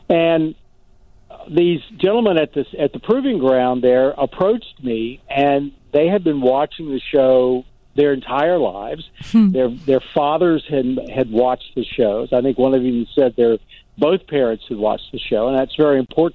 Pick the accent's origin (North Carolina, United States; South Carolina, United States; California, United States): North Carolina, United States; moved away as an adult; also born or lived in New York / Baltimore, Maryland; I was a kid from North Carolina